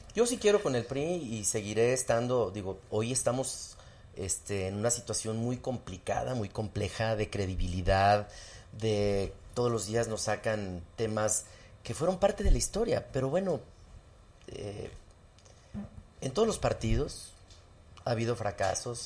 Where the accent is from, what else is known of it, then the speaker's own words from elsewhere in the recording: Zacatecas, Mexico; also born or lived in Mexico City; en mi pueblo había un solo teléfono público